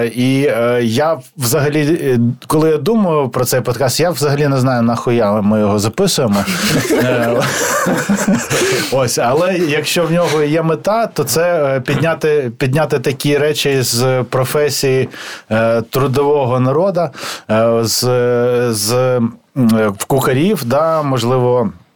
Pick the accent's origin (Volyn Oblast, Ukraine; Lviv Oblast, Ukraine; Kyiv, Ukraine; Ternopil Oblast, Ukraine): Kyiv, Ukraine; я зростав в Києві